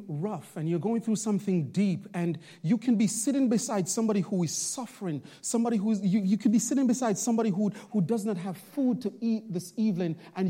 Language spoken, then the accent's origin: English; Bronx, New York, United States; now in Long Island, United States; When I first came to Long Island, Pastor Nathan, you know, I'm from the Bronx, and so you know, preaching in the Bronx is really different